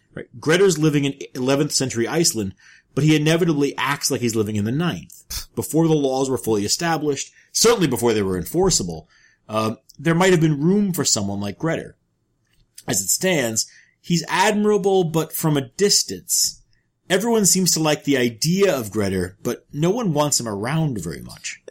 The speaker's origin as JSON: {"language": "English", "region": "New York", "country": "United States", "moved": "yes", "said": "I am from New York"}